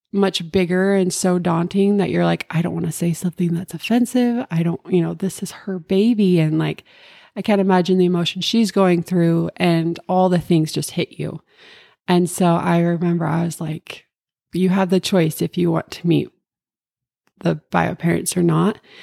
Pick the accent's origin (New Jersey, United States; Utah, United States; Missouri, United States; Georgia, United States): Utah, United States; Cache Valley; I grew up in Cache Valley my whole life